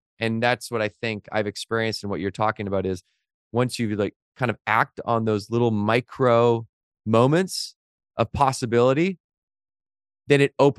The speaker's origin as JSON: {"language": "English", "town": "Victoria", "region": "British Columbia", "country": "Canada", "tie": "born or raised there", "said": "I knew of them because Victoria, where I grew up by Vancouver in Canada, is a small town."}